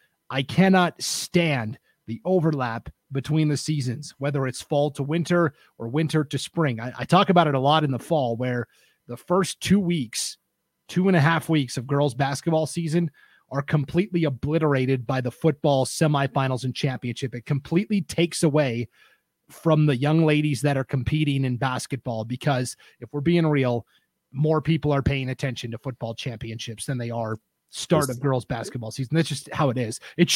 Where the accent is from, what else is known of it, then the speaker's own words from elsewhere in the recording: Montana, United States; I come from Montana. The seasons are very rigid there.